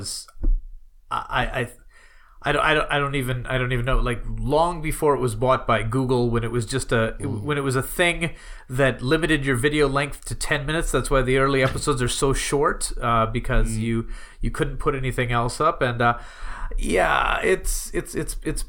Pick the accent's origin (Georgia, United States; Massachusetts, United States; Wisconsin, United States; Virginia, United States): Wisconsin, United States; moved away as an adult; now in Japan; I grew up living in Wisconsin